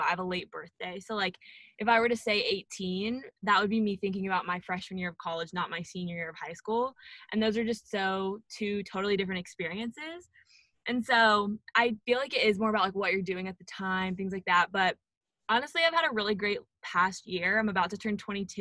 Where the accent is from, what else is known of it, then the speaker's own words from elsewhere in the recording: near the Tennessee state line, Georgia, United States; My house is in Georgia, so I'm in state. I tell a lot of people I'm from Tennessee, even though my house is like right in state lines.